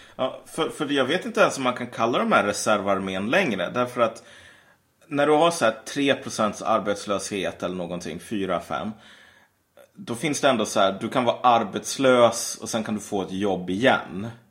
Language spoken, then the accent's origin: Swedish; Sweden; vi är svenskar, vi som bor i Sverige och har svenskt medborgarskap och typ talar svenska, kallar oss själva svenskar